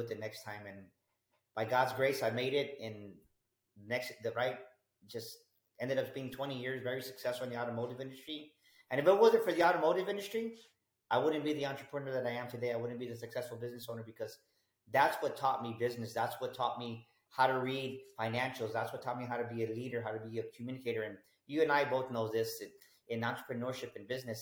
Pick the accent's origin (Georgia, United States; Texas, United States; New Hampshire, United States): Texas, United States; San Antonio; I grew up here in San Antonio, Texas, pretty much born and raised here my whole life